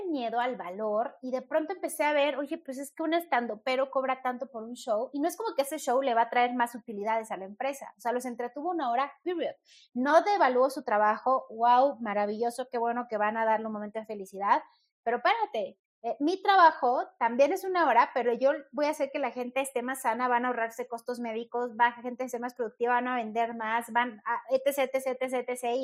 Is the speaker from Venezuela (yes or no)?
no; Mexico